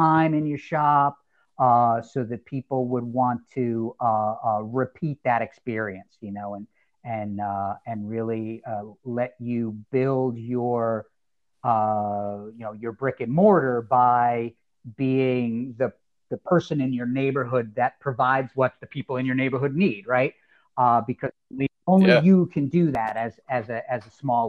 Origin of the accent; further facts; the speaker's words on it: New Jersey, United States; also born or lived in Southern California; I was in Southern California, formative years here in New Jersey, which I know we got a little simpatico going there, both being from Jersey